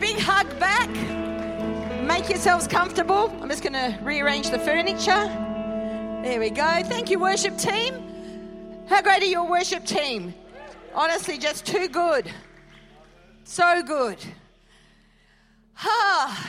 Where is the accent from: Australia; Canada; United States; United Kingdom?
Australia; Perth, Western Australia; moved away; born and bred in Perth